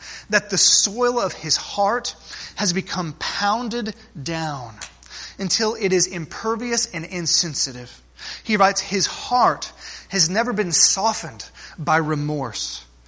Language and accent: English; South Texas, United States; growing up in South Texas